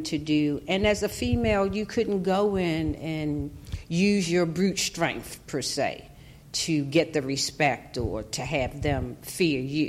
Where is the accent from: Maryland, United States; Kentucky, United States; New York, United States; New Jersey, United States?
Maryland, United States; Baltimore; I grew up in East Baltimore